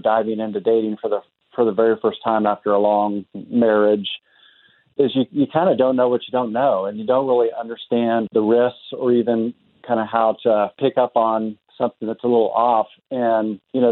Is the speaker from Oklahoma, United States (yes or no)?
yes; Tulsa, Oklahoma, United States; I'm originally from Tulsa, so I was born and raised here in Tulsa